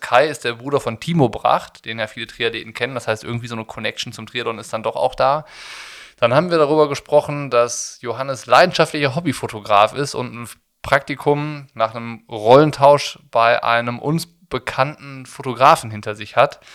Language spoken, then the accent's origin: German; Rhineland, Germany; ich komme aus dem Rheinland